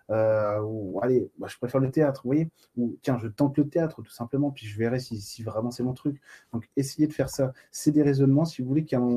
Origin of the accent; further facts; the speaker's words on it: Bastia, Corsica, France; moi je suis de Bastia, Eric. moi je suis, suis pas de Bonifacio, mais euh, j'y suis allé euh, il n'y a pas longtemps